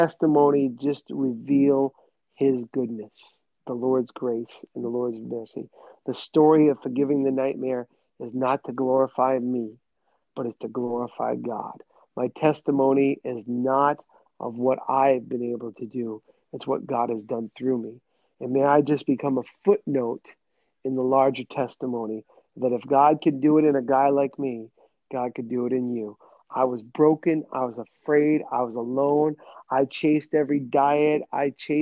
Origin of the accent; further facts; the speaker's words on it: New England, United States; accent: New England; my New England accent kicked